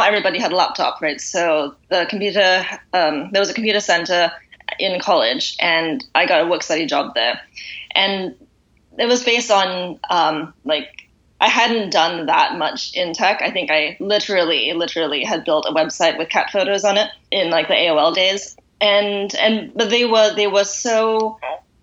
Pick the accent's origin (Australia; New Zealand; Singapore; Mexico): Singapore; moved away as an adult; also born or lived in United States / Boston; now in London, United Kingdom; Originally, I'm from Singapore